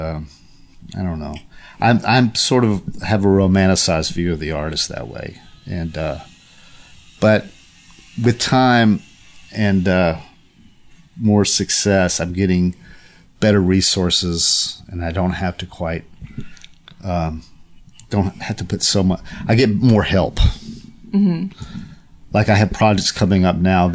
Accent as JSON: {"language": "English", "town": "Chattanooga", "region": "Tennessee", "country": "United States", "tie": "born or raised there", "also_born_or_lived": "New York", "moved": "as an adult", "lives_now": "Los Angeles, United States", "said": "my hometown of Chattanooga"}